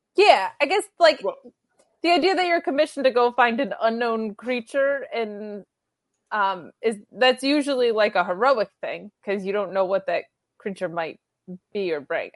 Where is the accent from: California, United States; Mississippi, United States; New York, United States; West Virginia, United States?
New York, United States; a small town in upstate; someone that was from a small town in upstate New York